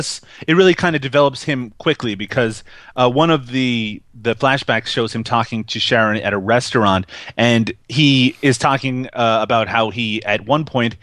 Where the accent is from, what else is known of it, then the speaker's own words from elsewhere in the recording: Canada; I'm Canadian